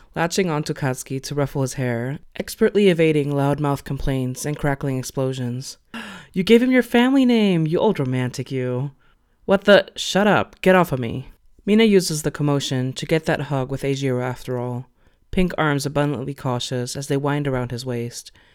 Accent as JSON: {"language": "English", "country": "Venezuela", "moved": "yes", "lives_now": "Germany", "said": "I am Latina, so I come from Venezuela. Um, I live in Germany these days"}